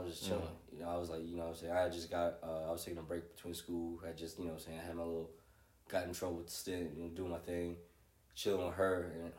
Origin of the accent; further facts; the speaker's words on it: Alabama, United States; in a small town, my hometown in Alabama.